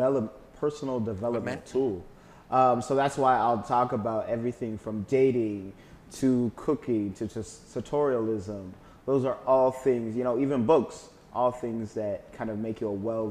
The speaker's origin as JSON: {"language": "English", "country": "Kenya", "tie": "born there", "said": "Yeah, so I was born in Kenya, Africa, believe it or not."}